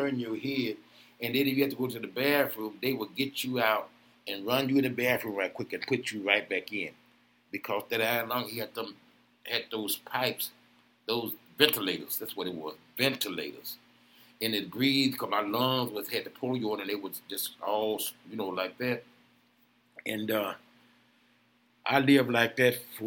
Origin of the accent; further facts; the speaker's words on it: Jackson, Tennessee, United States; also born or lived in Memphis, Tennessee; now in Milwaukee, United States; I'm from Jackson, Tennessee